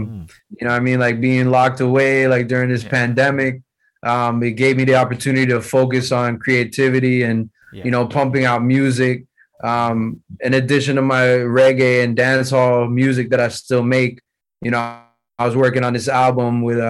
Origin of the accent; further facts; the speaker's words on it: United States; born there; But at the same time, I'm born in the U.S., so, you know, I grew up listening to hip-hop.